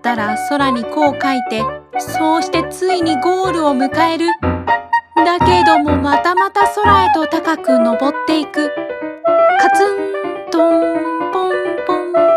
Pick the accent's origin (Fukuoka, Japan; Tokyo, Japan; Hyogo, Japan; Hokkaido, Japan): Hyogo, Japan; Kobe; 私のふるさとは兵庫県神戸市です